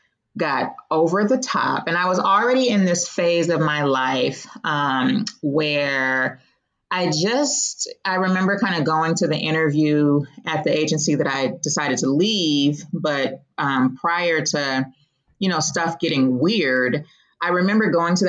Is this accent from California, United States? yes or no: yes; Oakland, California, United States; I grew up in the Bay Area. For those of you who might be familiar with California, I'm from East Oakland